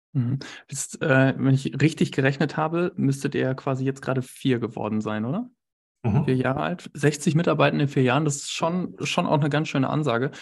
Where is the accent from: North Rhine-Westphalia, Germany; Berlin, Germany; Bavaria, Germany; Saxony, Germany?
North Rhine-Westphalia, Germany; Bielefeld; das darf ich als Bielefelder sagen